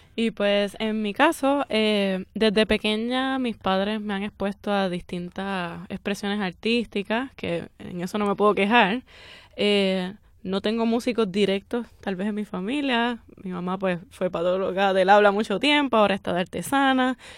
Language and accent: Spanish; Puerto Rico; somos puertorriqueños todos